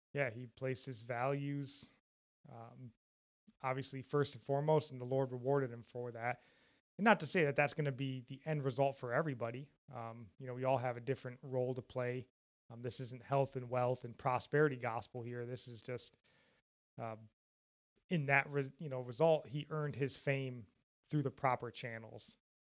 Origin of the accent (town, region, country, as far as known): Jackson, Michigan, United States; born or raised there